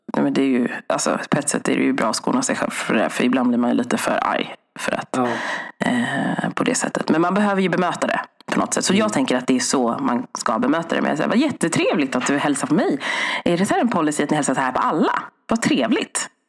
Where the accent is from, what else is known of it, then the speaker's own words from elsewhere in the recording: Sweden; min mamma och pappa flyttade hit 1979.